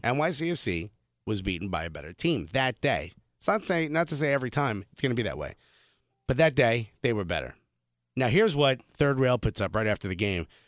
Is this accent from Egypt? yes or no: no; Newark, New Jersey, United States; moved away as an adult; now in New York, United States; I grew up in Newark.